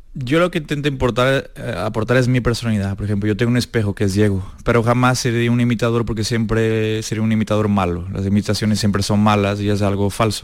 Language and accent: Spanish; Portugal; moved away; also born or lived in Espartinas, Spain; yo empecé en Portugal